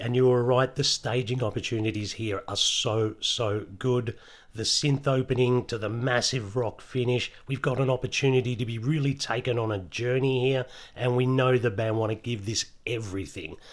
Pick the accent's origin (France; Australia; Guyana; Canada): Australia; if I wasn't Australian